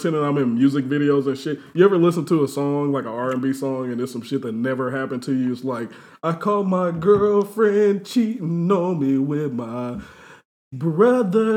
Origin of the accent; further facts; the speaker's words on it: Indianapolis, Indiana, United States; also born or lived in Fort Wayne, Indiana; So me and him first moved to Indianapolis around the same time. He came here from L.A. I came here from Fort Wayne. We both came in sixth grade